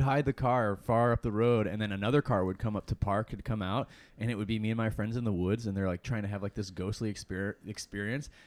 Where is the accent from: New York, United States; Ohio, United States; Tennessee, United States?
Ohio, United States; Lorain